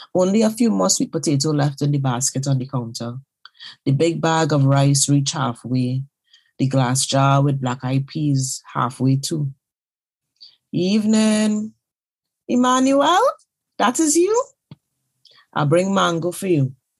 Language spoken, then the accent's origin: English; Trinidad & Tobago; now in London, United Kingdom; I am a Trinidadian writer currently living in London.